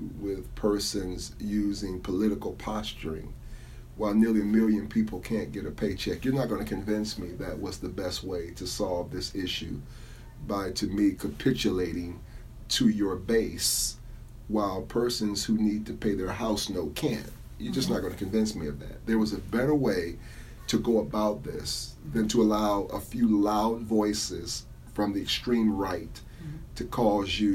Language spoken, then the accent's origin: English; Cleveland, Ohio, United States; I grew up there. I grew up in the Corlette area